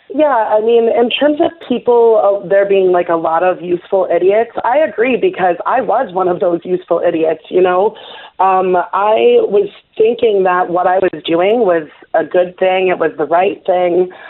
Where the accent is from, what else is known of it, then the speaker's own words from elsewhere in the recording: New York City, New York, United States; I was born in New York City